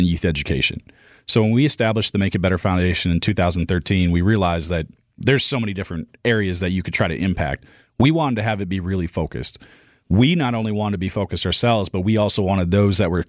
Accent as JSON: {"language": "English", "region": "North Central Wisconsin", "country": "United States", "tie": "born or raised there", "said": "I grew up in North Central Wisconsin"}